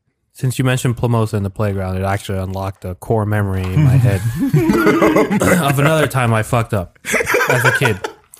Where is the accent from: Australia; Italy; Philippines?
Philippines; No, I'm Filipino.